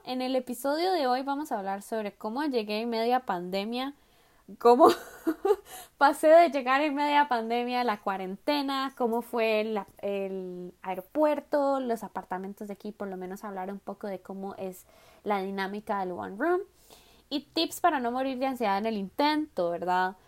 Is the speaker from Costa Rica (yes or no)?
yes; Costa Rica; moved away as an adult; now in Daegu, South Korea; Yo soy de Costa Rica.